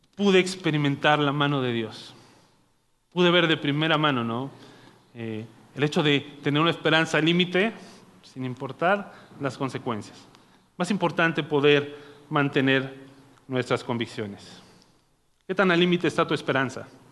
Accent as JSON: {"language": "Spanish", "town": "Naucalpan", "region": "State of Mexico", "country": "Mexico", "said": "yo soy de Naucalpan, o sea, este es mi barrio y mi barrio me respalda"}